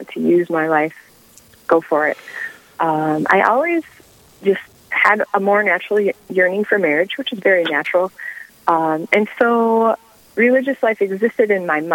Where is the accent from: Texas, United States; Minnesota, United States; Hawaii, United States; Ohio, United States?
Minnesota, United States; Owatonna; moved away as an adult; now in Sioux Falls, United States; Owatonna, Minnesota